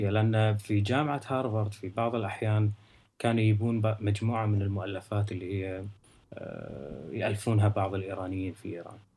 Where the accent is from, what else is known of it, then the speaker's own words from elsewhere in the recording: Kuwait; moved away; فكانت المساله معي من ال... من اول ما طلعت من الكويت.